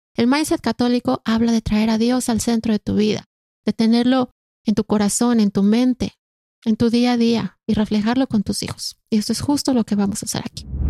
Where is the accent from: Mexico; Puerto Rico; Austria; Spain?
Mexico; moved away as an adult; now in Canada; Soy mexicana de nacimiento y canadiense de corazón